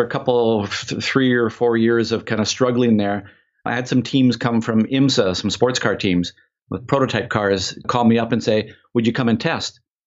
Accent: Vancouver, British Columbia, Canada; We grew up in Vancouver in Canada

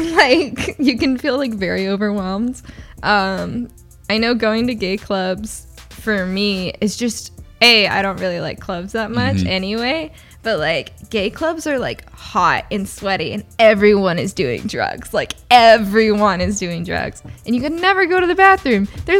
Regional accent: Dallas, Texas, United States; now in Austin, United States; Yeah, I'm from Dallas, too.

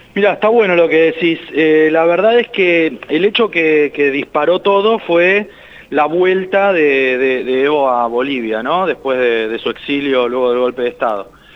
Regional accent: Argentina; nosotros somos argentinos

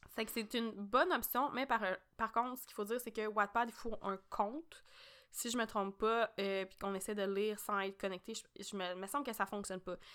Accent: Quebec, Canada; on est québécoise

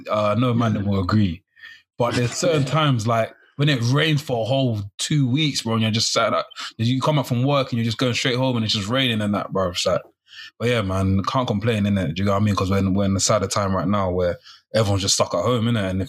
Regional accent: New York, United States; I'm from New York. New York, cheese.

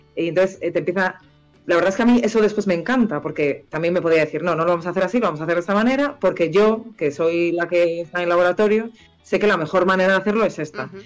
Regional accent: Vigo, Galicia, Spain; moved away; also born or lived in Santander; Yo soy de Vigo.

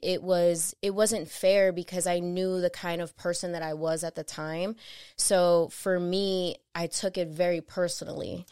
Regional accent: Chicago, Illinois, United States; being a young mother growing up in Chicago in Humble Park

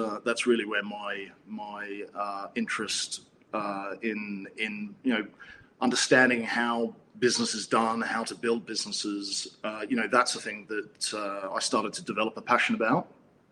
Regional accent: Canberra, Australian Capital Territory, Australia; moved away as an adult; now in United Kingdom; I'm actually a native Aussie. So I was born in Canberra and was educated in Canberra

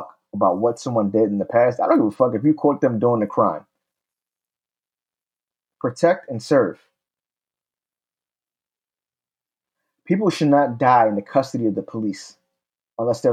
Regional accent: Pennsylvania, United States; my hometown of Pennsylvania.

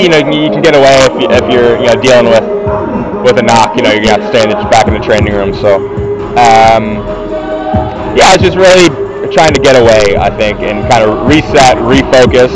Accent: Midwest, United States; I grew up in the Midwest

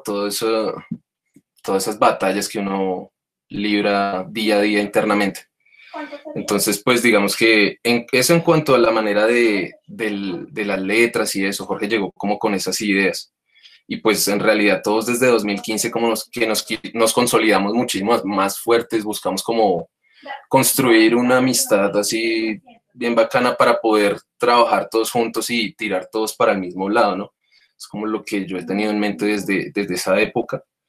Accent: Bogotá, Colombia; Mike y yo somos de Osa

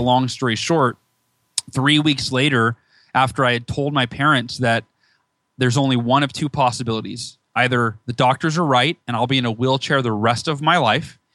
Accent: Northern California, United States; moved away as an adult; now in near San Diego, United States; I was born in SoCal, moved uh, when I was five to NorCal, and then moved back here about five years ago

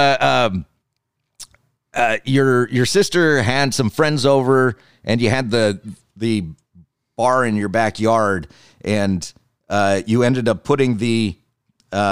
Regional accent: Scotland, United Kingdom; I'm Scottish and don't wear a kilt

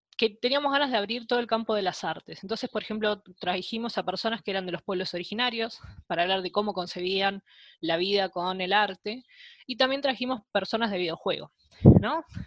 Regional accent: Avellaneda, Buenos Aires Province, Argentina; also born or lived in Lomas de Zamora; nací en Lomas de Zamora, pero al poquito tiempo me vine para Avellaneda, así que yo siento que eh, gran parte mía de, acá de Avellaneda

